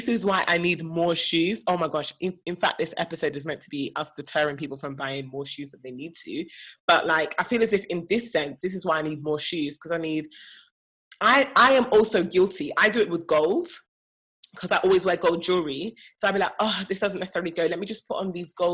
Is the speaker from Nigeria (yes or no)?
yes; Nigeria; as a Nigerian